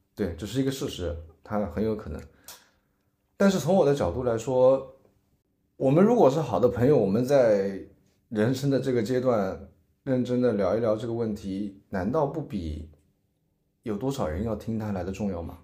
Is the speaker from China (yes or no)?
yes; Changzhou, Jiangsu, China; moved away as an adult; now in Shanghai, China; 江苏常州